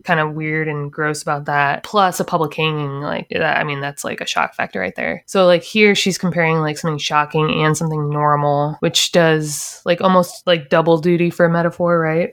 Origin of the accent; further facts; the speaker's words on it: Ohio, United States; now in Florida, United States; I'm from Ohio